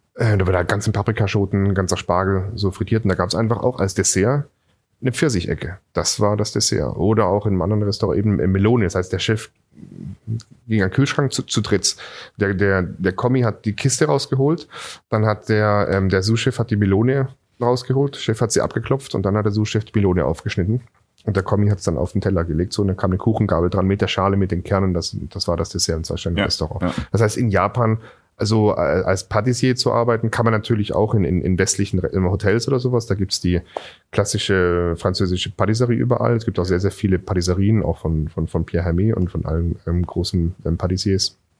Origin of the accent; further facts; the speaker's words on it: Singen, Baden-Württemberg, Germany; now in Berlin, Germany; ich bin in Singen am Hundwil zur Schule gegangen